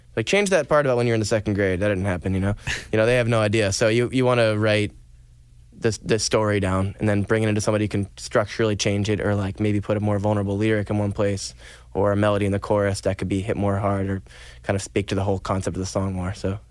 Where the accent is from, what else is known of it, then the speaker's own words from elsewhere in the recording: Stratford, Vermont, United States; I'm from Stratford, Vermont